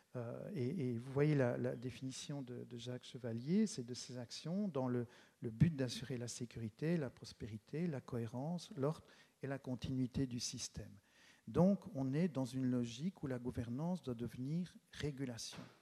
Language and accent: French; Charleroi, Wallonia, Belgium; je suis Carolo, même si je n'habite pas la ville de Charleroi, j'habite tout près. Et c'est un choix, j'en parlerai peut-être un peu tout à l'heure, c'est un choix d'être resté, d'être resté ici dans, cette région